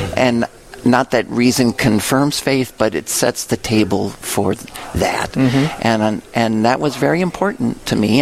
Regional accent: Lansing, Illinois, United States; moved away as an adult; also born or lived in Springfield, Illinois; now in Winona, United States; growing up in St. Anne's um, uh, grade school in parish in Lansing, Illinois, south suburbs of Chicago

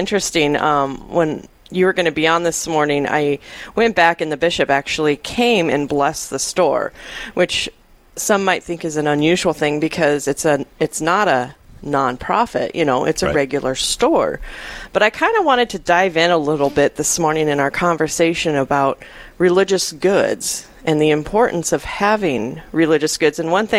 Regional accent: Rapid City, South Dakota, United States; now in Sioux Falls, United States; I'm from Rapid City.

